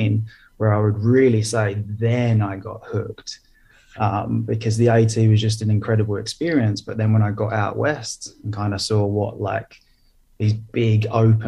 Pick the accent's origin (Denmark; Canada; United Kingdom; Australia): United Kingdom; moved away as an adult; now in Helsinki, Finland; I'm from the UK, so I grew up just outside London. But I've been living in Helsinki, Finland